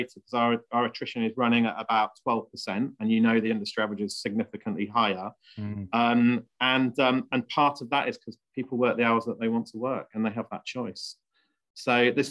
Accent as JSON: {"language": "English", "area": "Leicestershire", "region": "East Midlands", "country": "United Kingdom", "tie": "born or raised there", "also_born_or_lived": "Bristol", "said": "I was born in Bristol, brought up in Leicestershire."}